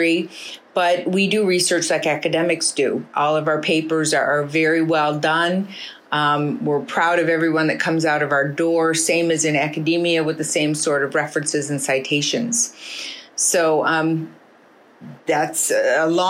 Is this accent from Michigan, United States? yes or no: yes; Detroit, Michigan, United States; I was born and raised in Detroit